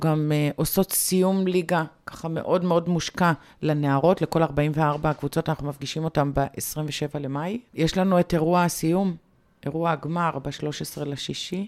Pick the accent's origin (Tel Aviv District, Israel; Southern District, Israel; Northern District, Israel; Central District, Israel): Tel Aviv District, Israel; Bat Yam; אני מגיעה מבת ים